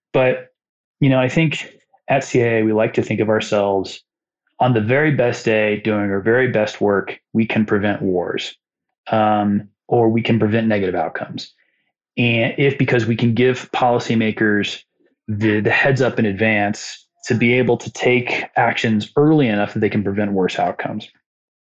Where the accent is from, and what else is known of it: Muncie, Indiana, United States; born or raised there